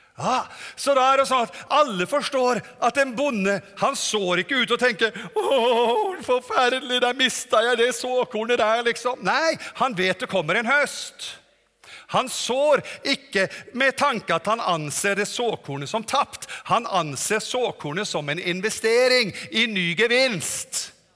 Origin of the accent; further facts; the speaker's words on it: Norway; also born or lived in Germany; Kommer fra Norge